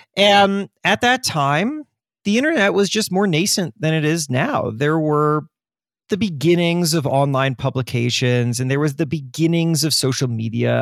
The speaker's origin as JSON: {"language": "English", "region": "Florida", "country": "United States", "tie": "born or raised there", "said": "I grew up in Florida"}